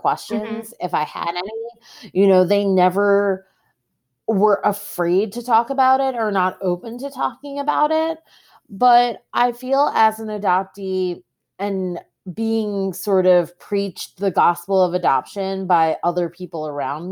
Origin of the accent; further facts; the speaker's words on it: Long Island, New York, United States; also born or lived in South Korea; I was adopted by Irish Catholic parents and raised in a predominantly white neighborhood on Long Island